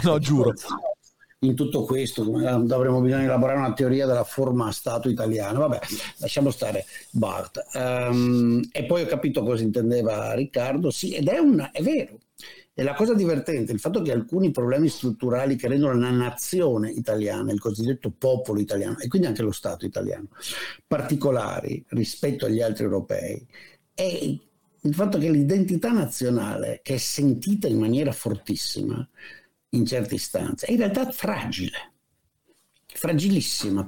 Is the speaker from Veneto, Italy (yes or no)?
yes; Padua / Venice, Veneto, Italy; siamo veneti entrambi, tu di Vicenza, io di, di Padova Venezia